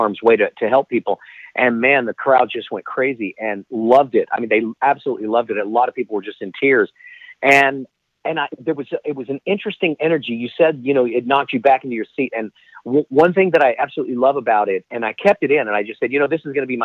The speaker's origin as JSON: {"language": "English", "town": "Dallas", "region": "Texas", "country": "United States", "tie": "born or raised there", "said": "born and raised in Dallas, Texas"}